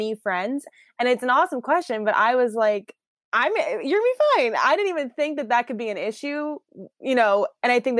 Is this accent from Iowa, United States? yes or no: yes; Iowa, United States; moved away as an adult; now in Washington, D.C., United States; Born and raised in Iowa, corn-fed girl over here